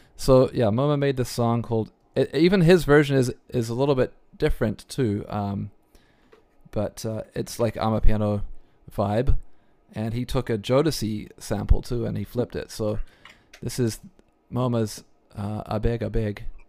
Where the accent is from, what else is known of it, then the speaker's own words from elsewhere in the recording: New Zealand; accent: New Zealand twang; moved away; I grew up in New Zealand